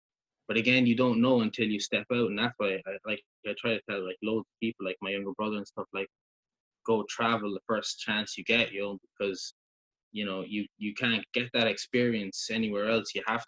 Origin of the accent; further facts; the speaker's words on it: Ireland; now in Vancouver, Canada; we're Irish